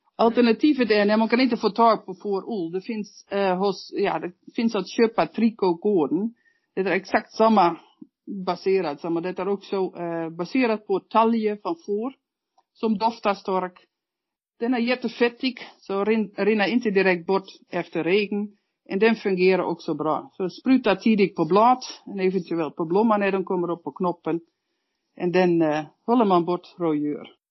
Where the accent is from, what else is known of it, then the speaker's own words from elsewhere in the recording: Netherlands; Swedish is a second language; now in Norrland, Sweden; Som holländare